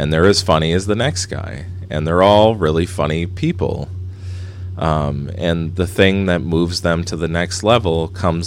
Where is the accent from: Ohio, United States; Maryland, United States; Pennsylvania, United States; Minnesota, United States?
Minnesota, United States; moved away; I'm from Minnesota